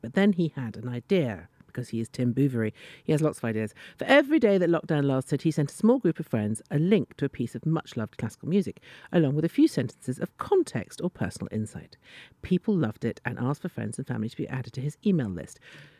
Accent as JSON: {"language": "English", "country": "Italy", "tie": "born or raised there", "moved": "yes", "said": "when I grew up in Italy, I went to school in Italy."}